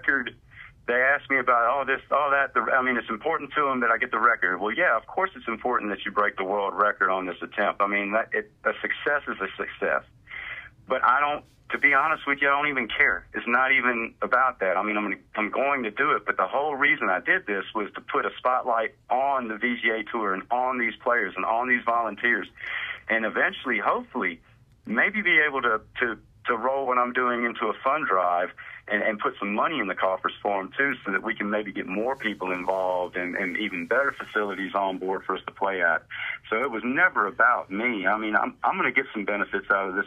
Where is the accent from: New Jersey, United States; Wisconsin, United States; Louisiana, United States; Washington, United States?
Louisiana, United States; now in Mississippi, United States; I was born in Louisiana